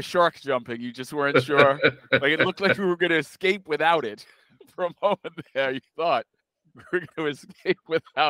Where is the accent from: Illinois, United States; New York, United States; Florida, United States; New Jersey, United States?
New Jersey, United States; That's the only defense I could muster of my home state.